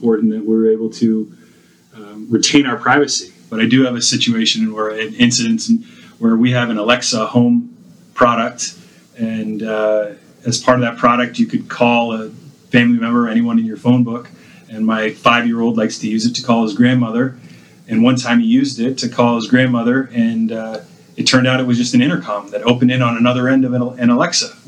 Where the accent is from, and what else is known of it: San Francisco, California, United States